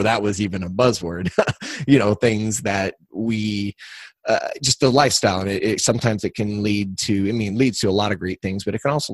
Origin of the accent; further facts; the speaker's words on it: Cuba, Missouri, United States; also born or lived in St. Louis, Missouri; I was raised right here in Cuba, or outside of Cuba